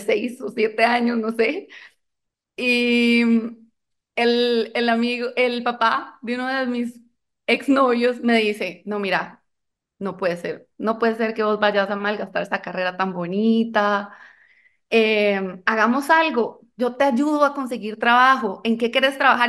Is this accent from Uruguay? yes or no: no; Colombia; now in Costa Rica; yo soy colombiana